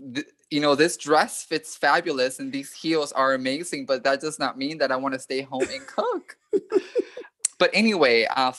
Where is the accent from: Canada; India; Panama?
Panama; now in United States; When I was growing up in Panama, I was still very much surrounded by that hyper-masculinity, that hyper-heterosexuality.